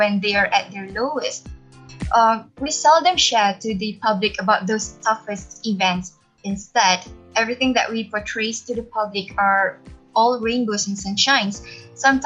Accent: Penang, Malaysia; I'm from Penang, Malaysia

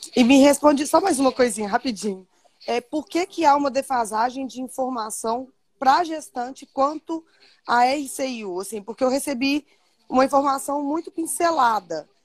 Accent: Divinópolis, Minas Gerais, Brazil; Sou de Divinópolis, Minas Gerais

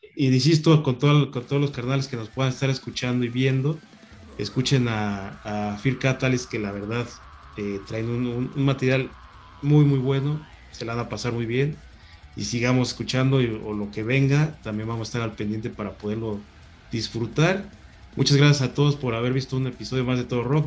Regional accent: Mexico City, Mexico; acá a la, Ciudad de México

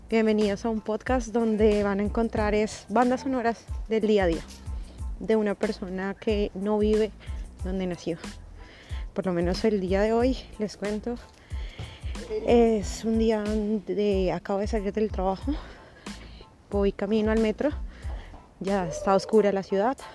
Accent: Colombia; now in Canada; inmigrante ah, en Canadá, colombiana

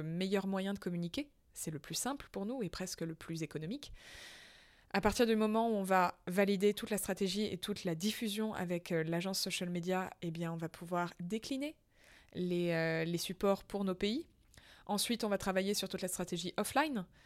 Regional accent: France; je suis française

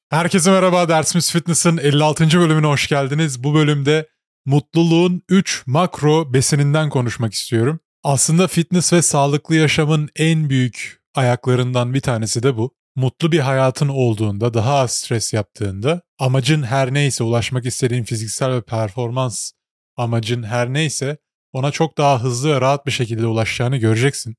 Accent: Turkey; moved away as an adult; now in Canada; Ben doğduğum kültürde işte Türk kültüründe doğdum, muhafazakar bir ailede büyüdüm.

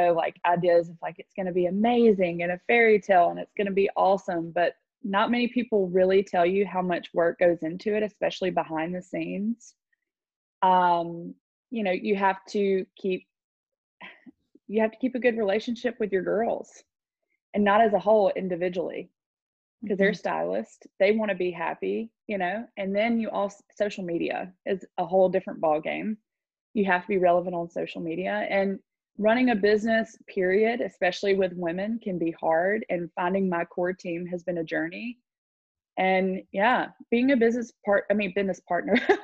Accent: Jackson, Mississippi, United States; I'm from Jackson, Mississippi, but I own a salon in Brandon, Mississippi.

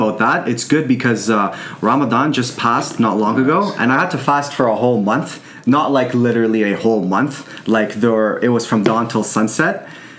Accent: Sudbury, Ontario, Canada; also born or lived in Halifax / Prince George, British Columbia / Morocco (ancestry); from Prince George, B.C., we finally came to Sudbury about 2 years after that. And then since then, I kind of been living here.

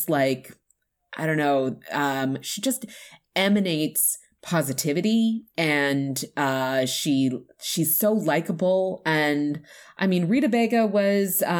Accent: Canada; as a Canadian

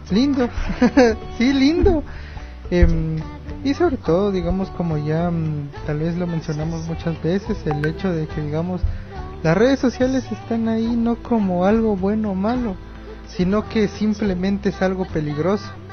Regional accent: Guatemala; como guatemaltecos

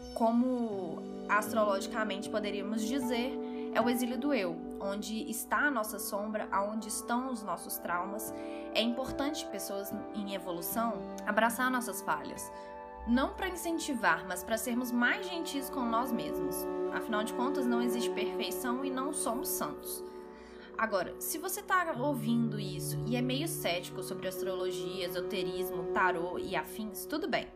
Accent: Belo Horizonte, Minas Gerais, Brazil; sou mineira de BH

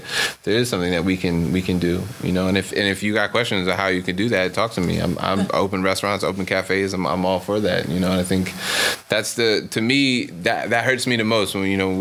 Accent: Maryland, United States; also born or lived in Brooklyn, New York; now in Oakland, United States; I'm not from Oakland. I'm originally from Maryland, lived in Brooklyn for 10 years.

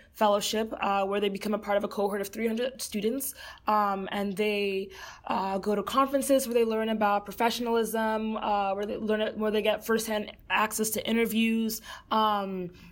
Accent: Fort Lauderdale, Florida, United States; moved away as an adult; also born or lived in New York City; now in Chicago, United States; Originally, I am from Fort Lauderdale, Florida, which is where I grew up.

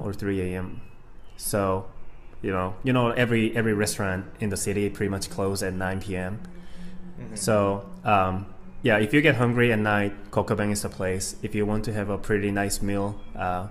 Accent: Gwangyang, South Jeolla, South Korea; moved away as an adult; now in United States; I'm actually from a small town called Gwangyang in Korea

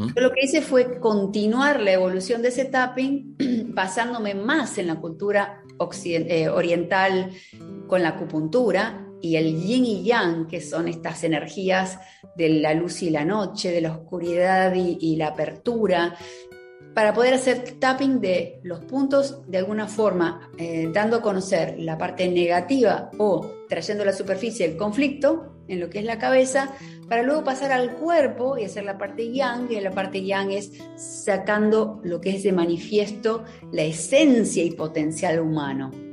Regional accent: Argentina; moved away as an adult; now in Miami, United States; estoy viviendo en Miami hace más de 20 años, soy argentina

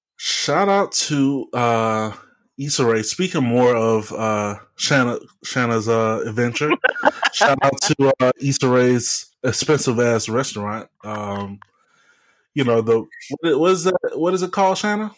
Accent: Louisiana, United States; city from my home state, uh, New Orleans

